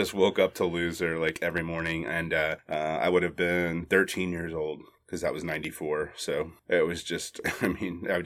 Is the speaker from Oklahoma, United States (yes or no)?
no; Arlington, Texas, United States; now in Austin, United States; I was born and raised in Arlington, Texas. It's the home of the Texas Rangers, now the Dallas Cowboys, Wet and Wild, Six Flags, and a uh, pretty incredible place. So clearly, I got the hell out of there as soon as I could.